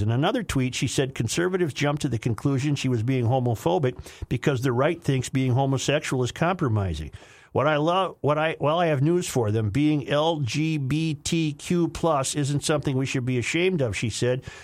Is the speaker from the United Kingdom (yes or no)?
no; Saint Paul, Minnesota, United States; old Saint Paul eye like me